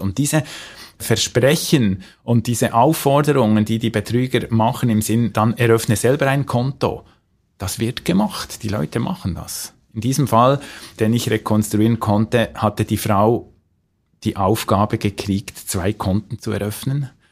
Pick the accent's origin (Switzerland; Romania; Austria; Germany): Switzerland; bei uns in der Schweiz